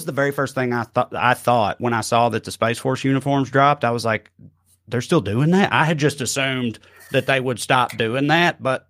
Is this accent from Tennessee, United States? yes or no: yes; Tennessee, United States; 2003 in Salina, Tennessee.